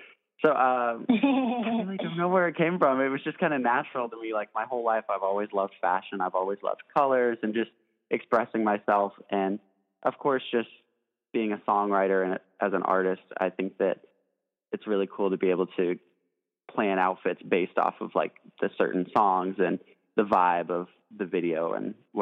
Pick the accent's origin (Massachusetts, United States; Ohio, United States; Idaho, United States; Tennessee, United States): Tennessee, United States; Nashville; growing up in Nashville, of course, I had a ton of country music influences.